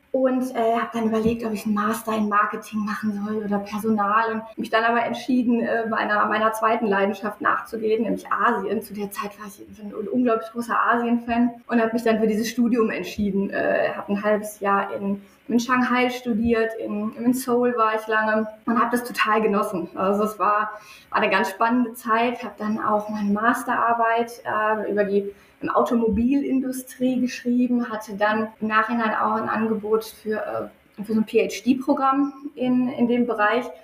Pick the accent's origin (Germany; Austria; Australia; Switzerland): Germany; North Rhine-Westphalia; ich, äh, ich bin ja auch ein, ein Kind des Ruhrpots. Mein Vater sagt immer, wir kennen äh, die, die Kathedralen des Ruhrgebiets und äh, fühlen uns da zu Hause